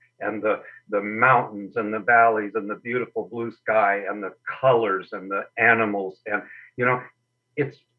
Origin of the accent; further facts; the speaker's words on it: Berkeley, California, United States; now in Sun Lakes, United States; I was born in Berkeley, California, around the time of the Pearl Harbor attack.